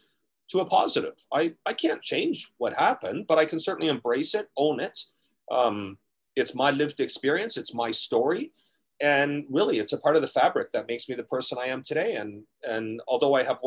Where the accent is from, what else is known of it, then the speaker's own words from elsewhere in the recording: Ontario, Canada; growing up in Ontario